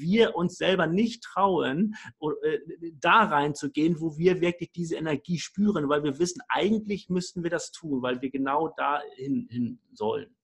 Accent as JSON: {"language": "German", "region": "Hamburg", "country": "Germany", "said": "ich komme aus Hamburg vom flachen Land."}